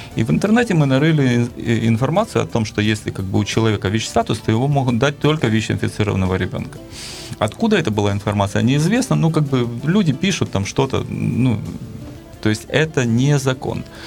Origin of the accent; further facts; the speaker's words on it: Kyiv, Ukraine; я родился и вырос в Киеве.